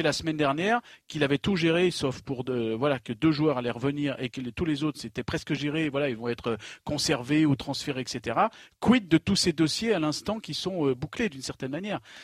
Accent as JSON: {"language": "French", "area": "Savoie", "region": "Auvergne-Rhône-Alpes", "country": "France", "tie": "born or raised there", "moved": "yes", "lives_now": "Lyon, France", "said": "chez moi en Savoie dans les années 80"}